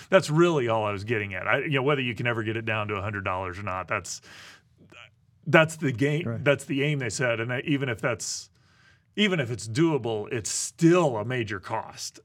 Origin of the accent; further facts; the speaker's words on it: Midwest, United States; I grew up in the Midwest